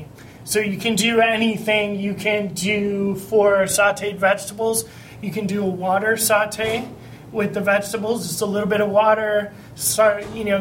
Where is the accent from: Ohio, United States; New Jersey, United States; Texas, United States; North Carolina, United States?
Ohio, United States; Cleveland; I'm from Cleveland